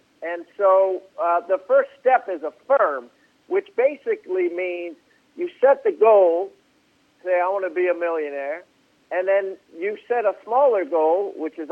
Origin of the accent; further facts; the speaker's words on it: outside of Baltimore, Maryland, United States; I grew up outside of Baltimore and in Maryland